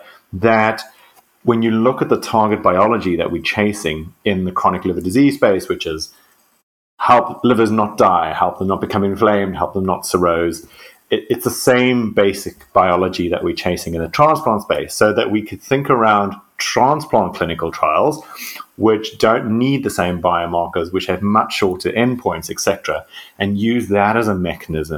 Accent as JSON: {"language": "English", "country": "South Africa", "moved": "as an adult", "lives_now": "Oxford, United Kingdom", "said": "I'm a South African medical doctor and geneticist."}